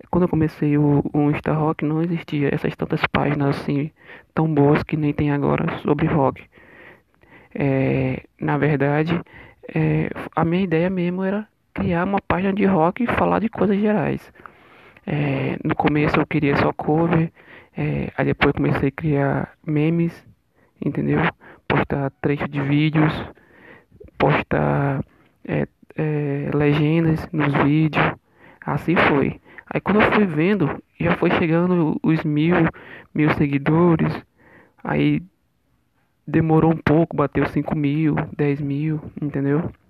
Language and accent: Portuguese; Amazonas, Brazil; sou daqui, uma, sou daqui de Maitá, Amazonas